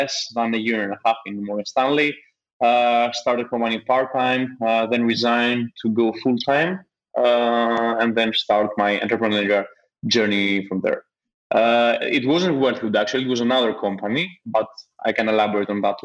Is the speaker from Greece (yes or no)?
yes; Athens, Attica, Greece; moved away as an adult; also born or lived in London; I grew up in Athens